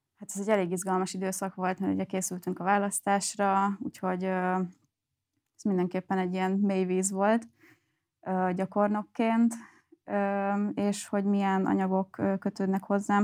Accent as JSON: {"language": "Hungarian", "town": "Göd", "region": "Pest", "country": "Hungary", "tie": "born or raised there", "said": "én egyébként Gödi vagyok, Gödön nőttem fel"}